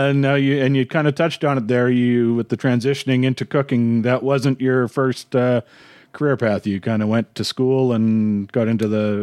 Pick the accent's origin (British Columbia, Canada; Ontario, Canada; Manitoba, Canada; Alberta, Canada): Manitoba, Canada; Winnipeg; I grew up in Winnipeg. On my mom's side, French Canadian